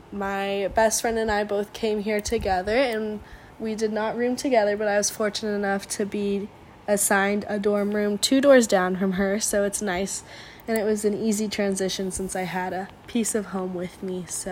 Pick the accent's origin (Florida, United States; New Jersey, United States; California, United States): California, United States; San Diego; I am from San Diego. I live 20 minutes away from campus, so I'm very familiar with the area.